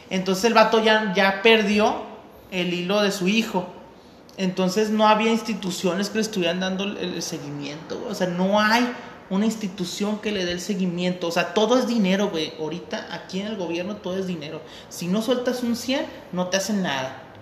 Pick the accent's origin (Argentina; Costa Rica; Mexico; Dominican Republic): Mexico; nosotros, como mexicanos